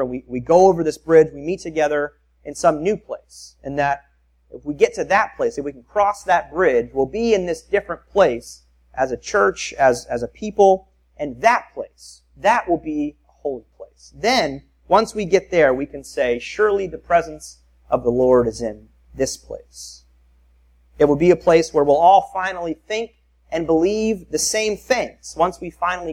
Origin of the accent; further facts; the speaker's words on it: Tampa, Florida, United States; I grew up in South Tampa